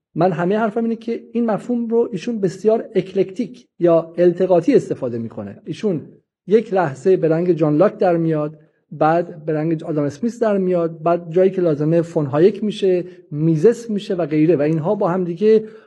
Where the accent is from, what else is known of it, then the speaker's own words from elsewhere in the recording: Iran; ما ایرانی هستیم